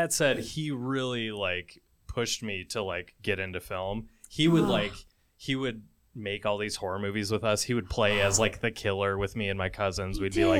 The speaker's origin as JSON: {"language": "English", "town": "Ann Arbor", "region": "Michigan", "country": "United States", "tie": "born or raised there"}